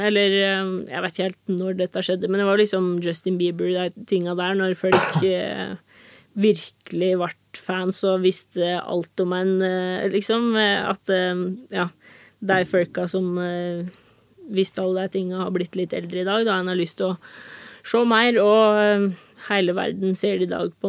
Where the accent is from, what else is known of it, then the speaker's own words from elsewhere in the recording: Norway; Men jeg skal jo liksom ikke forstyrre naboen her hjemme i Norge.